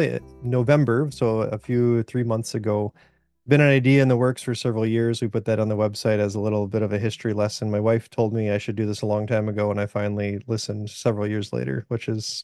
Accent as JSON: {"language": "English", "town": "Sioux Falls", "region": "South Dakota", "country": "United States", "said": "I'm from Sioux Falls, South Dakota."}